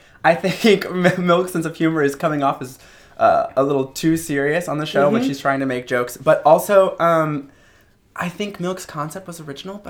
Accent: the South, United States; moved away; I'm from the South. Sure. I grew up with Southern drag.

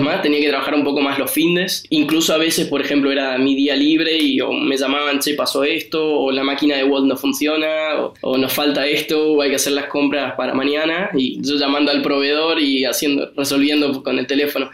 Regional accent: Argentina; moved away as an adult; now in Copenhagen, Denmark; soy argentino, pero también tengo pasaporte italiano

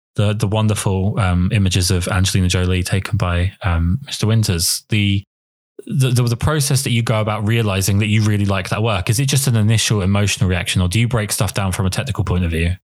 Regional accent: England, United Kingdom; I'm English

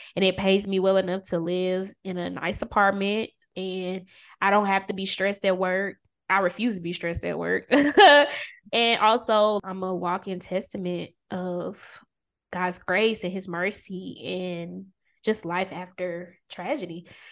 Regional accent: Augusta, Georgia, United States; I'm originally from Augusta, Georgia

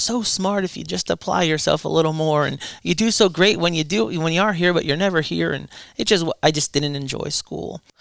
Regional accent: Irvington, New Jersey, United States; born there; Well, I was born in Irvington, New Jersey, um, to a Roman Catholic family.

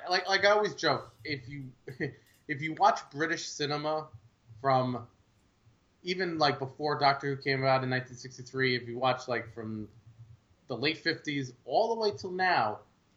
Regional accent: New York City, New York, United States; when I grew up around in Brooklyn.

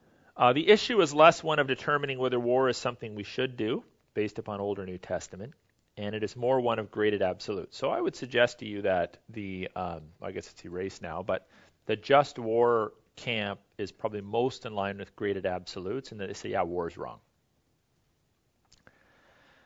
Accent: Canada

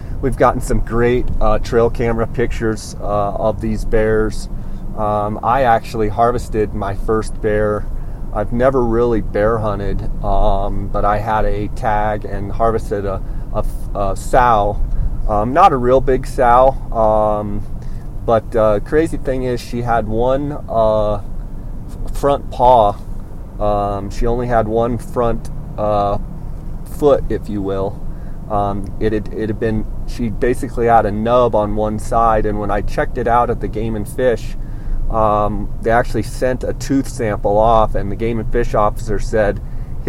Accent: Arizona, United States; my home state of Arizona

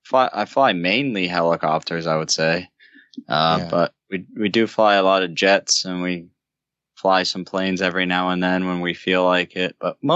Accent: New Jersey, United States; Northern New Jersey.

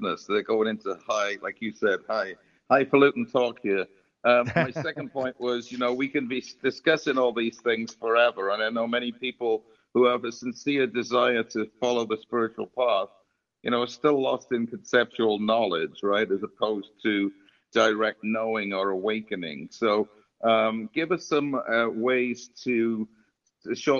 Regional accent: Wales, United Kingdom; I grew up in Wales, and I'm proud of flying my Welsh flag occasionally

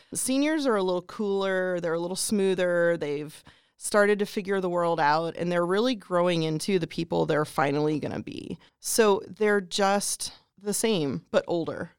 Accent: Pennsylvania, United States; moved away as an adult; now in Greene County, United States; I grew up in Pennsylvania

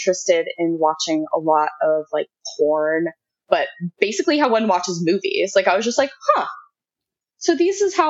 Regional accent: Washington, District of Columbia, United States; I grew up on the East Coast, like in the DC area.

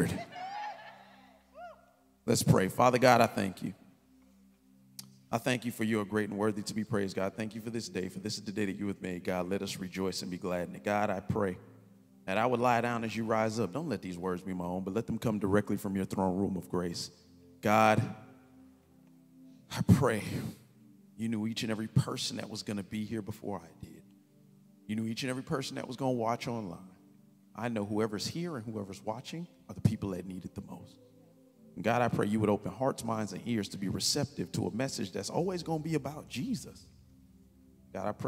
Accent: Kansas City, United States; I'm from Kansas City

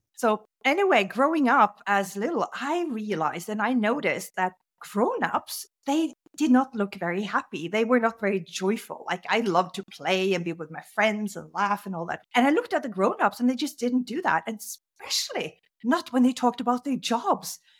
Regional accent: Norway; I grew up in Norway

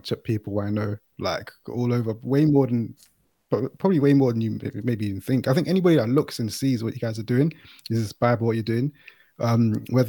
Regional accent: London, United Kingdom; I grew up in London, you can probably tell by my accent

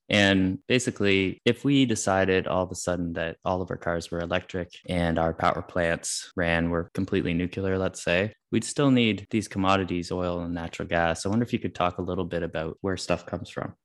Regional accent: Canada; as a Canadian

